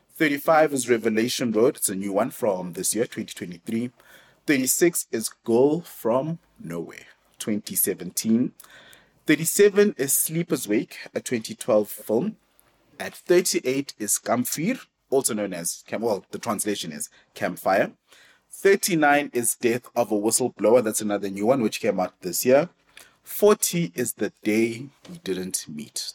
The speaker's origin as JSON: {"language": "English", "country": "South Africa", "said": "it helps being South African because if you're South African, chances are you're forced to be multilingual"}